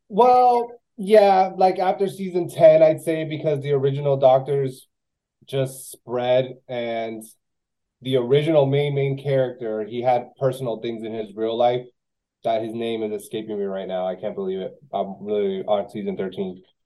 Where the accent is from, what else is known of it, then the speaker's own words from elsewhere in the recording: Miami, Florida, United States; also born or lived in West Palm Beach; I grew up here. I'm from Miami